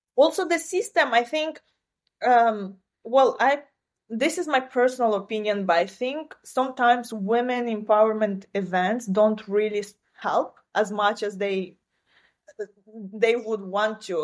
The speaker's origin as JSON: {"language": "English", "region": "southern Ukraine", "country": "Ukraine", "tie": "born or raised there", "first_language": "Romanian", "second_language": "English", "moved": "as an adult", "lives_now": "New York, United States", "said": "I come originally from Ukraine. That's this is where I was born and raised."}